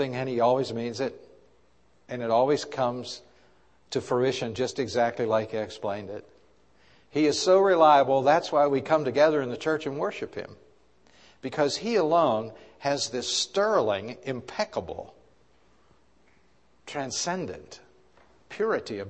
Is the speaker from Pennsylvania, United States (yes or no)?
yes; Pittsburgh, Pennsylvania, United States; my sister Judy and myself were growing up in Pittsburgh